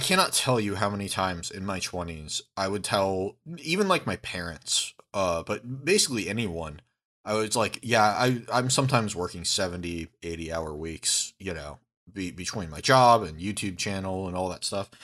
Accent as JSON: {"language": "English", "country": "United States", "said": "we're American."}